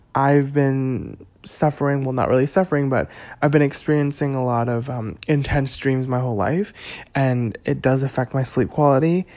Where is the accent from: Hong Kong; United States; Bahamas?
Hong Kong; I was born on June twenty-second, nineteen ninety-three at ten twenty-three A M in Hong Kong